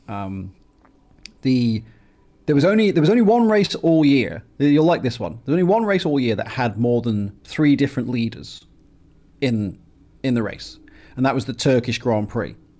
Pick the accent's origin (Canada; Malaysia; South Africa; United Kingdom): United Kingdom; England; now in United States; I was born in England and I live in America